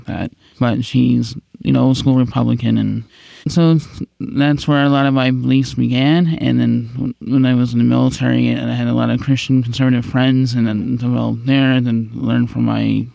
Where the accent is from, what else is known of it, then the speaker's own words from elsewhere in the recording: New York, United States; moved away; also born or lived in Florida; I grew up in New York